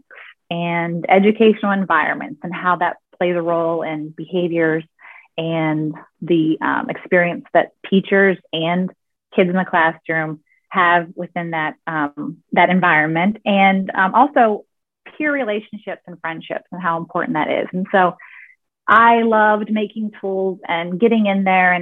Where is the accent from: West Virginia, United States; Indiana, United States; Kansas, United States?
West Virginia, United States; I grew up in West Virginia in a real small town that has, I think, 2,000-ish people in the town